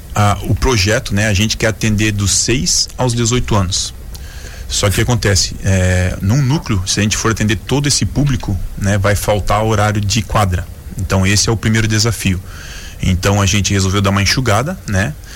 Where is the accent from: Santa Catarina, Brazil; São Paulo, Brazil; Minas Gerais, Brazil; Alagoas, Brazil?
Santa Catarina, Brazil; Joinville; Eu sou da Zona Sul aqui de Joinville